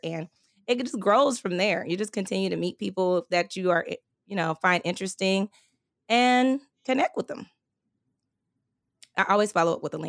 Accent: California, United States; also born or lived in Texas; When I moved to Texas, so I'm from California originally, the Bay Area, and I moved to Texas. I used to work for AT&T and I moved here with them.

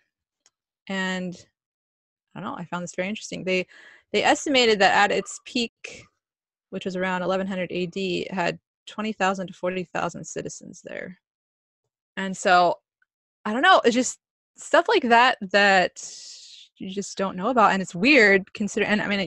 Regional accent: Midwest, United States; I grew up in the Midwest largely

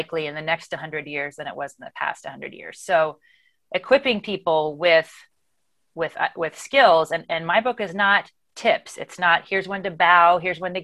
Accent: United States; my identity as an American

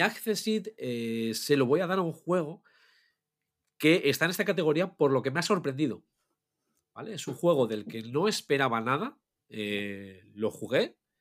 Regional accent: Asturias, Spain; Somos de Asturias

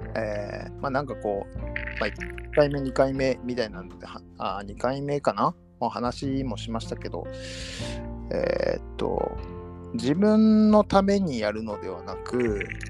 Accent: Kobe, Hyogo, Japan; 僕が生まれ育った町

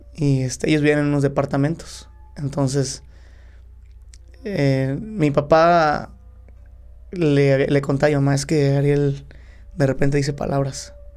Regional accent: Cuautla, Morelos, Mexico; born or raised there; also born or lived in Guadalajara, Jalisco

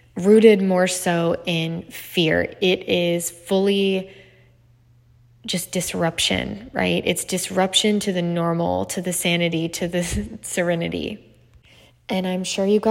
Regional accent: Maryland, United States; growing up in Maryland. If you guys don't know, that's where I'm from.

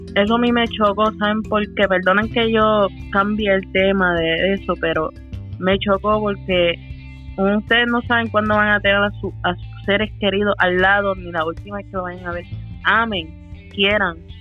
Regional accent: Puerto Rico; born or raised there; moved away

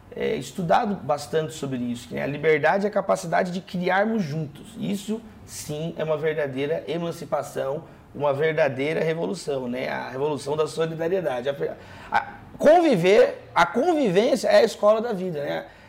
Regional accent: Brazil

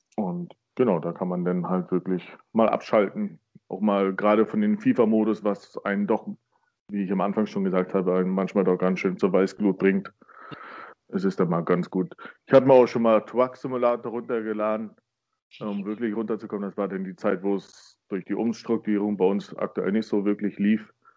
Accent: Burg Stargard, Mecklenburg-Vorpommern, Germany; moved away as an adult; also born or lived in Neubrandenburg; now in Baden-Württemberg, Germany; ich bin in Burgstargard groß geworden

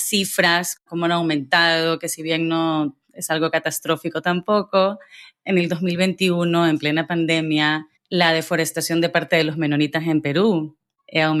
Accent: Guayaquil, Guayas, Ecuador; now in Madrid, Spain; Yo recientemente me mudé a Madrid y vengo de Guayaquil

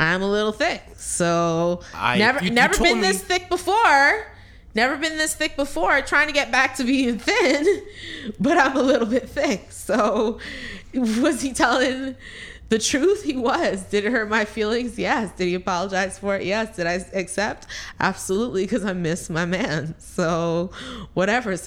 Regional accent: Canada; I'm Canadian

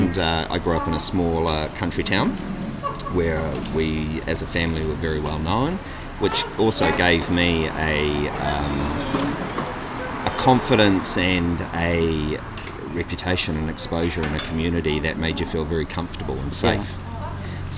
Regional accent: New Zealand; Obviously, I was born in New Zealand, and my lifetime, initially, I was the fourth child, the last child.

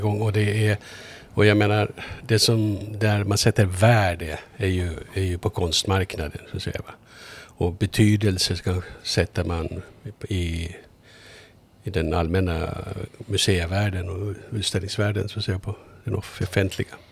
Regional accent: Mariehamn, Åland Islands; also born or lived in Kumlinge; now in Stockholm, Sweden; Ja, jag är född i Mariehamn. Jag är född, ja. född i så här kvarteret, en bit härifrån. Jag växte upp här.

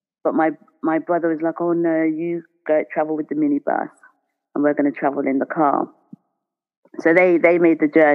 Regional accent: Reading, South East England, United Kingdom; moved away as an adult; also born or lived in London; I grew up in Reading, in Berkshire. So I am not from London or the city.

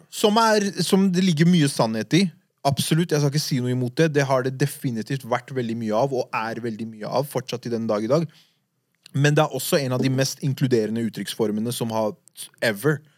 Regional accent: Oslo, Norway; De eldre gutta jeg vokste opp med på Furuset

